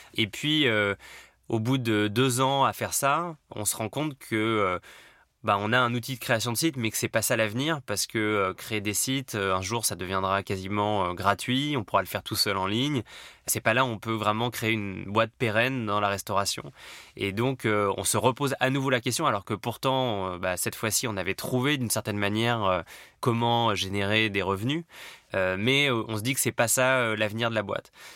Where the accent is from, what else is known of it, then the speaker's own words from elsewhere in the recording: Paris, Île-de-France, France; je suis parisien, j'ai 36 ans